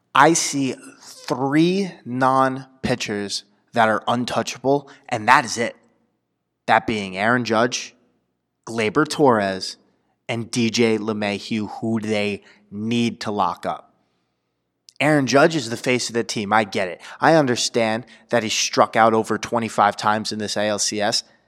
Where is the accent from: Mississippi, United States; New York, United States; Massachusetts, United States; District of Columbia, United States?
New York, United States; I'm from New York